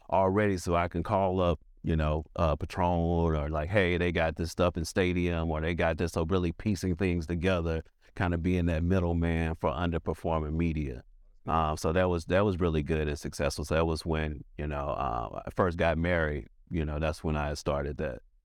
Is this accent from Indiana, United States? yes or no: no; St. Louis, Missouri, United States; moved away as an adult; now in Atlanta, United States; So I'm from St. Louis